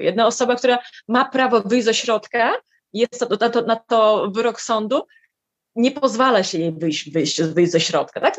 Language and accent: Polish; Lithuania; moved away as an adult; also born or lived in Warsaw, Poland / Vilnius, Lithuania; mieszkałam w Litwie dobrych 18 lat, tu się urodziłam, potem mieszkałam w Warszawie